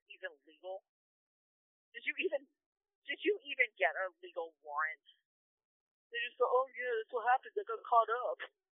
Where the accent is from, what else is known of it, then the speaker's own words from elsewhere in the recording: Orange County, California, United States; I'm from Orange County, which is actually an expensive area